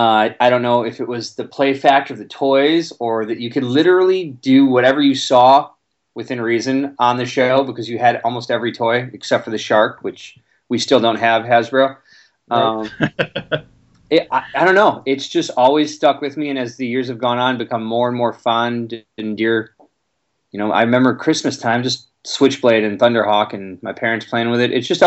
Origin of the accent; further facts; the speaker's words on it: Chicago, Illinois, United States; So I'm from Chicago, born and raised, and I'm a product of the 80s